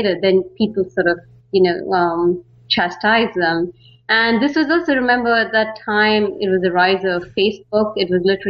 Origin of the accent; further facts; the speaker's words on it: Bangalore, Karnataka, India; moved away as an adult; also born or lived in San Francisco, United States; now in Netherlands; I'm from India. I mean, particularly Bangalore. A lot of people know it as the Silicon Valley of India. And so I grew up there